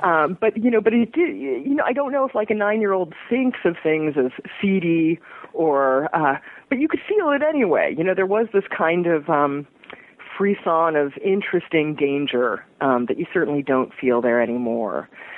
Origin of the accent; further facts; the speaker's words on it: New York, United States; Yeah, I loved the New York I grew up in. I'm not far from Times Square right now.